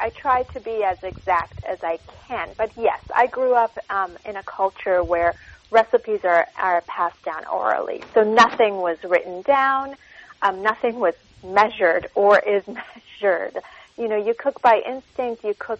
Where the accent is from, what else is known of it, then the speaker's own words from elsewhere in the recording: Tehran, Tehran Province, Iran; born there; and I was born in Tehran.